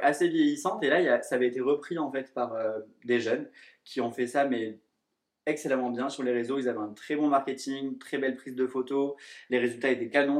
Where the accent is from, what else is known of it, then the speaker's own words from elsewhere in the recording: southern France, France; moved away as an adult; now in Paris, France; je suis originaire du sud de la France et je travaille sur Paris depuis 3 ans maintenant